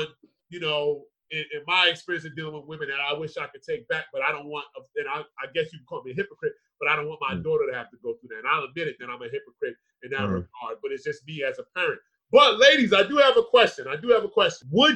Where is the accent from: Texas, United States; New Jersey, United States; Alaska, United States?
New Jersey, United States; Edison; we grew up in Edison